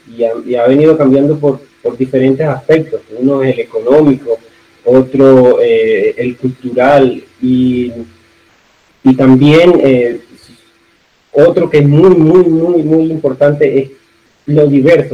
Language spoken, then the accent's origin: Spanish; San Juan de Urabá, Antioquia, Colombia; accent: mix of costeño and paisa; now in Necoclí, Colombia; yo soy antioqueño, yo soy de Engabá, actualmente vivo en Necoclí, pero nací aquí en el municipio de al lado, que es San Juan de Irabajo